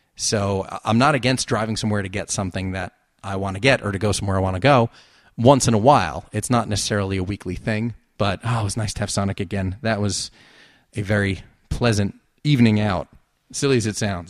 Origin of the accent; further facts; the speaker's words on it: New Jersey, United States; accent: Jersey; that Jersey accent